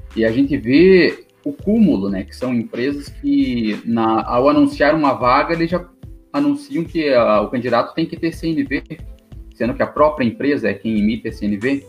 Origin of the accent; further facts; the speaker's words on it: Paraná, Brazil; sou do Paraná, vigilante há nove anos aqui no, no interior do Paraná